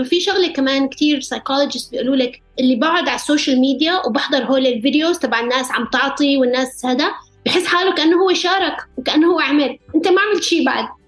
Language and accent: Arabic; Aleppo, Aleppo Governorate, Syria; moved away; حلب ومطرح ما ربيت